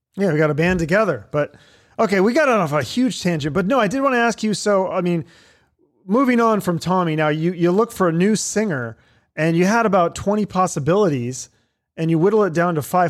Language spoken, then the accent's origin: English; Seattle, Washington, United States; now in Phoenix, United States; I'm from Seattle